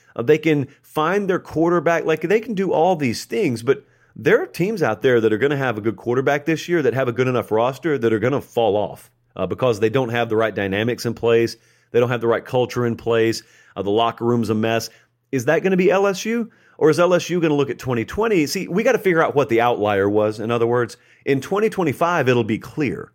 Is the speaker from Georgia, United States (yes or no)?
yes; Georgia, United States; now in Nashville, United States; I grew up in Georgia